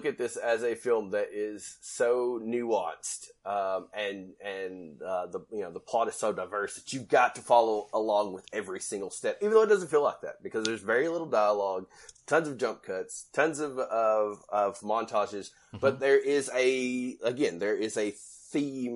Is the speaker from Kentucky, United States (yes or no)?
yes; Kentucky, United States; I'm from Kentucky